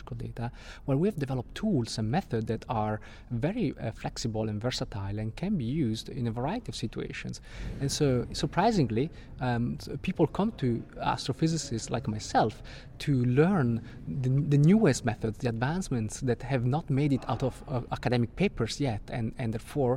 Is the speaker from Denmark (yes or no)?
no; Italian-speaking part of Switzerland, Italian-speaking Switzerland, Switzerland; also born or lived in Italy; now in London, United Kingdom; I'm from Italy, but I was born and grew up in an Italian-speaking part of Switzerland.